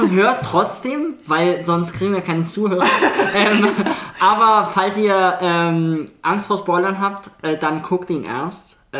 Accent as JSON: {"language": "German", "region": "Hamburg", "country": "Germany", "said": "Ich komme eigentlich aus Hamburg ähm, und..."}